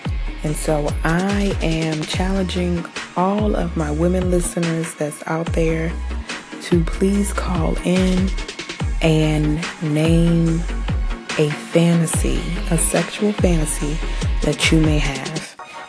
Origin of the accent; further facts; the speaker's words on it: New Zealand; I am Kiwi.